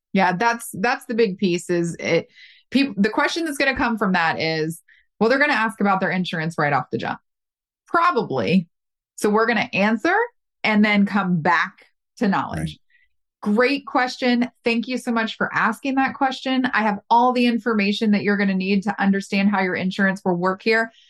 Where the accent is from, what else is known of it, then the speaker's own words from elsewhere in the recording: the South, United States; I'm from the South